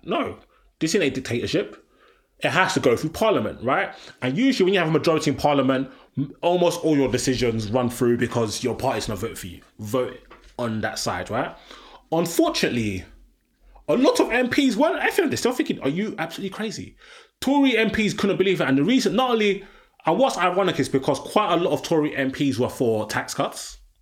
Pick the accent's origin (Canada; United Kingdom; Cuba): United Kingdom; London; I'm a Londoner.